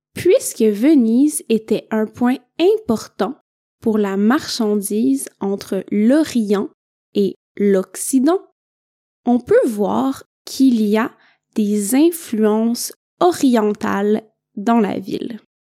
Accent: Quebec, Canada; also born or lived in northern Italy; now in Italy; je viens du Québec

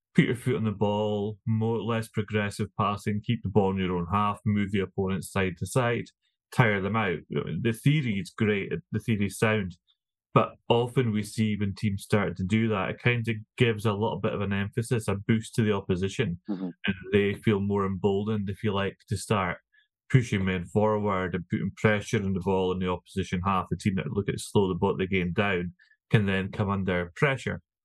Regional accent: Scotland, United Kingdom; I'm a Scotsman

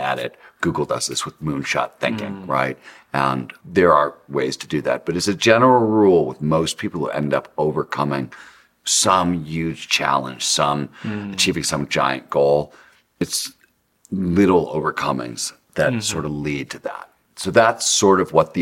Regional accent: Cleveland, Ohio, United States; I grew up in Cleveland, Ohio

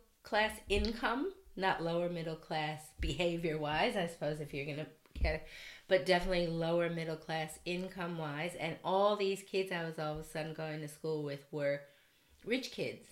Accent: Detroit, Michigan, United States; I grew up in Detroit, Michigan, single parent family, raised by my mom

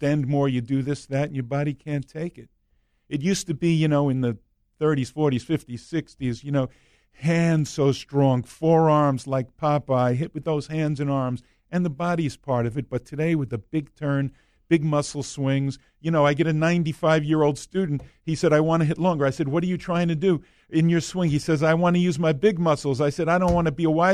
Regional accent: New York, United States; I'm from New York

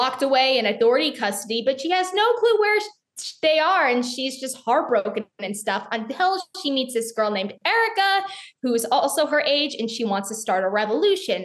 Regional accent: Charlotte, North Carolina, United States; my hometown in Charlotte

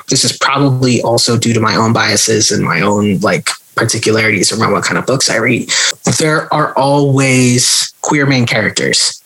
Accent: California, United States; born or raised there; moved away

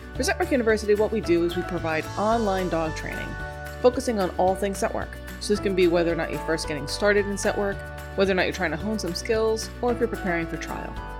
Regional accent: New York, United States; accent: New York; I was born in New York.

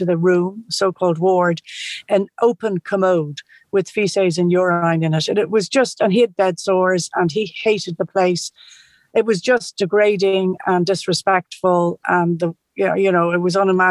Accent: Sligo, Connacht, Ireland; also born or lived in Canada; I was born in Canada. Then when we moved to Ireland, we lived in Sligo with my grandfather for a period of time

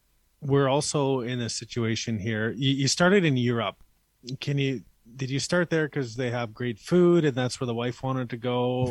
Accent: Manitoba, Canada; we're both from Manitoba

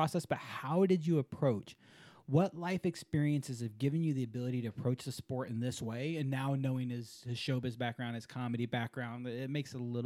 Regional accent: Houston, Texas, United States; I'm from Houston. I'm from the mothership

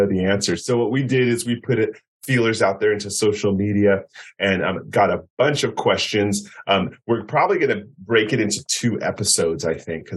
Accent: the Bay Area, California, United States; I'm from the Bay Area

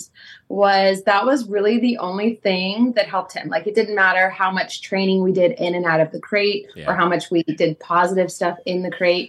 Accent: Westerville, Ohio, United States; moved away as an adult; also born or lived in West Virginia; now in Greensboro, United States; raised in Ohio, Columbus area

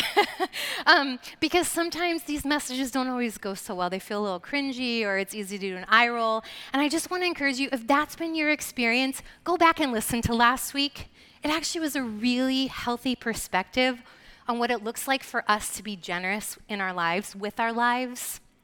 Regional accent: Lancaster, Pennsylvania, United States; moved away as an adult; We're originally from the Lancaster, Pennsylvania area, Philadelphia area.

